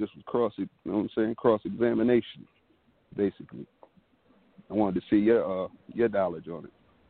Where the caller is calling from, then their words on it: Rochester, New York, United States; I'm calling from Rochester, New York.